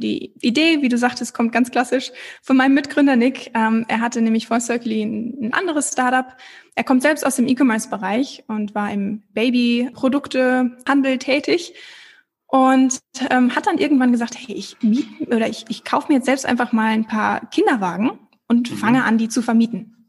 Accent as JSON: {"language": "German", "town": "Bünde", "region": "North Rhine-Westphalia", "country": "Germany", "tie": "born or raised there", "also_born_or_lived": "Hamburg / Copenhagen / Australia / London", "moved": "as an adult", "said": "Geboren und aufgewachsen bin ich in Bünde, also gar nicht so weit weg von Bielefeld, direkt nebenan."}